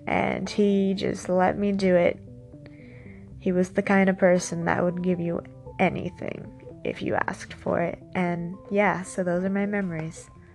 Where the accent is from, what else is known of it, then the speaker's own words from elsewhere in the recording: San Diego, California, United States; I grew up in San Diego, so the desert was only two hours away.